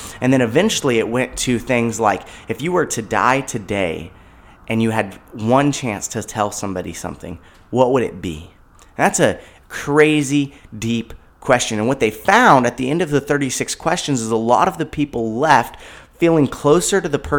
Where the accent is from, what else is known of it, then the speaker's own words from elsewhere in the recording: California, United States; born there; I was born in California. I've never been displaced by a fire